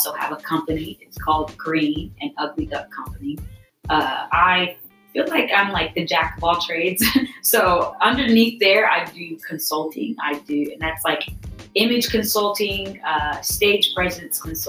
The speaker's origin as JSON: {"language": "English", "town": "Edmond", "region": "Oklahoma", "country": "United States", "said": "I'm from Edmond."}